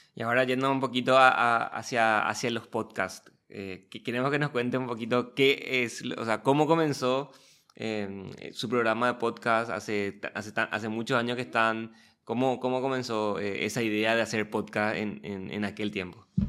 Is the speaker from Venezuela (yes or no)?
no; Paraguay